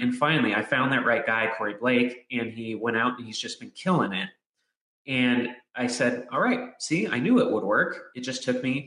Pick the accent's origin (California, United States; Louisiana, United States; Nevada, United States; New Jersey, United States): California, United States; Southern; I grew up in Southern California where all the pros are